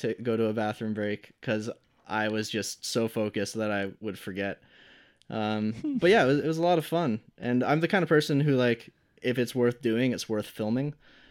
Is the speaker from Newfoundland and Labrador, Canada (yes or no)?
no; Brampton, Ontario, Canada; I wasn't used to that growing up in Brampton, where the music scene is struggling a lot and you have to really push for things.